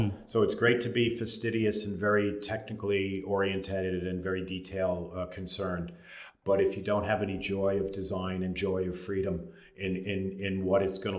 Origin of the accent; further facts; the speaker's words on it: Long Island, New York, United States; moved away as an adult; also born or lived in Manhattan, New York / Palm Beach, Florida; now in Ireland; I'm originally from Long Island, New York, in a seaside town with a lot of heritage.